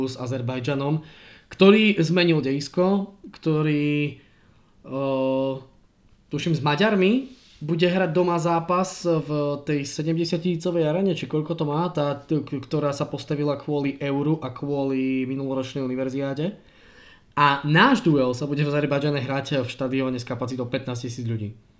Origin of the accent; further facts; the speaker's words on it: Prešov, Prešov Region, Slovakia; som z Prešova a v Prešove hral